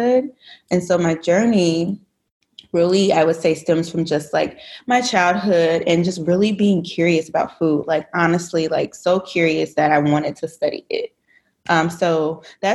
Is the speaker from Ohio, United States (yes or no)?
yes; Dayton, Ohio, United States; now in Grand Rapids, United States; I am originally from Dayton, Ohio. I currently reside in Grand Rapids, Michigan